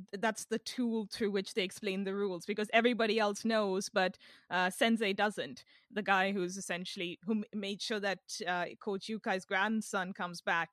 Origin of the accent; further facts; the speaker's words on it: India; now in London, United Kingdom; since I was a kid growing up in India